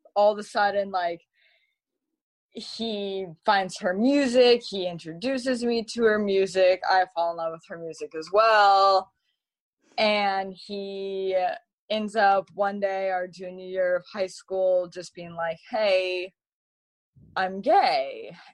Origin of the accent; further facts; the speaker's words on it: Malibu, California, United States; also born or lived in Texas; growing up um, in Malibu, I my mom went to school with celebrities.